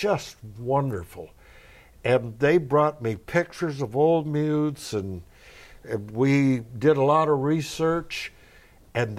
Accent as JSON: {"language": "English", "town": "Arlington", "region": "Oregon", "country": "United States", "tie": "born or raised there", "said": "all of us kids in Arlington, Oregon, population 600"}